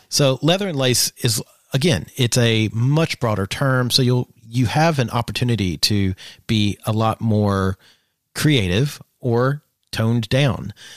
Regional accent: Eastern Kentucky, United States; I grew up in Eastern Kentucky

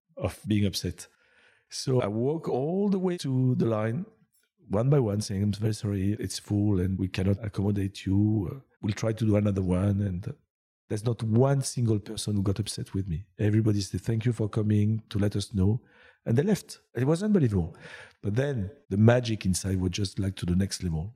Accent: France; English is a second language; also born or lived in United Kingdom / Asia / Laguna Beach, California; now in Montreal, Canada; I was born in France, but I don't think I came from France.

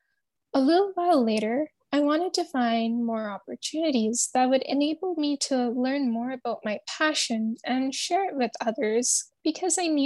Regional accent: Alberta, Canada; I'm a junior in high school, and I'm from Alberta, Canada

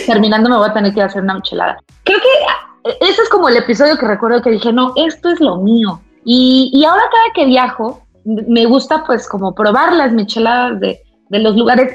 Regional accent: Toluca, State of Mexico, Mexico; now in Mexico City, Mexico; Yo, yo no soy de aquí, yo soy de Toluca

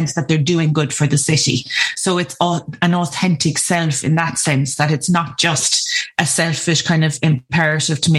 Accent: Limerick, Munster, Ireland; moved away as an adult; also born or lived in Cork; I'm originally from Limerick and I moved to Cork to study music

